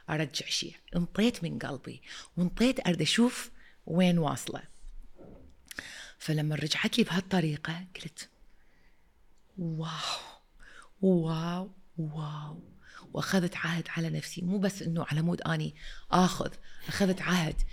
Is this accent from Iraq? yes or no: yes; Iraq; also born or lived in London, United Kingdom; وانا المديره الجديده وانا اجيت من لندن اوكي واني عراقيه